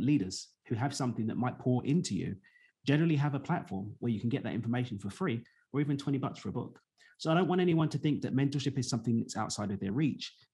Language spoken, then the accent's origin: English; London, United Kingdom; moved away as an adult; now in Mexico; I was the first of my siblings to be born and raised in East London in the UK